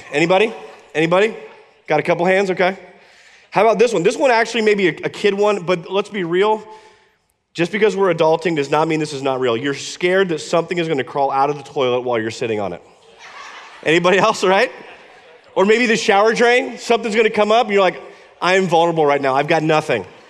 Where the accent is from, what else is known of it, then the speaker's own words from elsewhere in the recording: Iowa, United States; moved away; When I was a kid, I grew up in Iowa